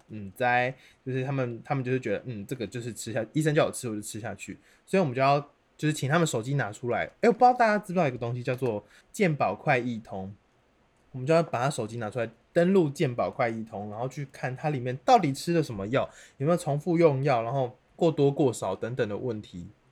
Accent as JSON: {"language": "Chinese", "region": "Kaohsiung", "country": "Taiwan", "said": "我是高雄人"}